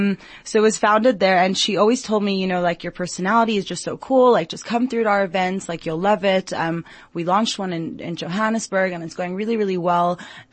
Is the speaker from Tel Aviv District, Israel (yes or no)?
no; Jerusalem, Jerusalem District, Israel; also born or lived in Long Island; now in South Africa; So I was born in Long Island, New York, grew up in Jerusalem, Israel, and then ended up in South Africa, actually through study.